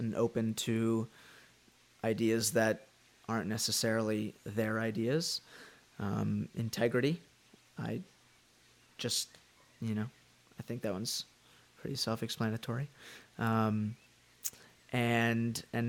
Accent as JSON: {"language": "English", "town": "Dallas", "region": "Texas", "country": "United States", "tie": "born or raised there", "said": "I am from Dallas, Texas"}